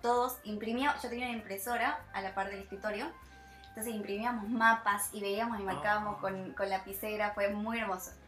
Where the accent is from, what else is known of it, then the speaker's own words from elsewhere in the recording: Tucumán, Argentina; moved away as an adult; also born or lived in France; para nosotros como argentinos